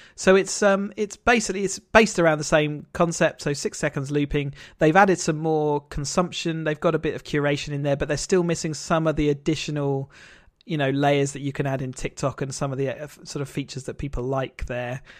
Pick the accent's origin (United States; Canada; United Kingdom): United Kingdom; in the U K